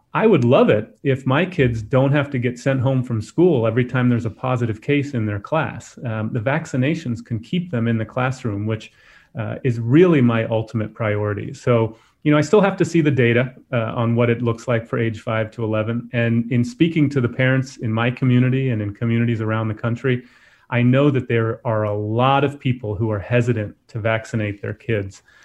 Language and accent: English; Florida, United States; I'm from Florida